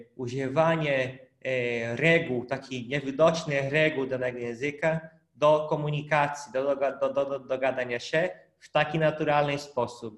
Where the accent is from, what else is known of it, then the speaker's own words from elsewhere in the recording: Brazil; Polish is a second language; moved away; pochodzę z Brazylii